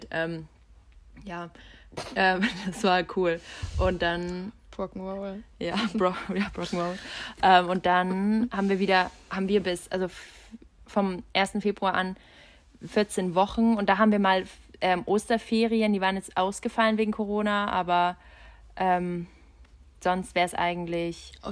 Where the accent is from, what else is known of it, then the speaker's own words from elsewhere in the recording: Budapest, Hungary; das gibt es halt in Ungarn nicht. Also du hast bei uns in Budapest, da gibt es keine Nebenjobs.